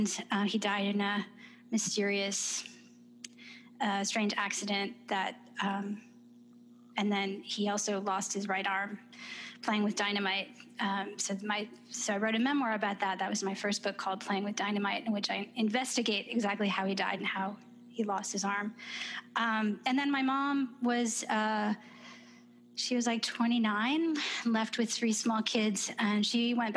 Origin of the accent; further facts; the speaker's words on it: Detroit, Michigan, United States; moved away as an adult; also born or lived in New York City / Lincoln Park, Michigan; now in Charlottesville, United States; I grew up in Detroit in Michigan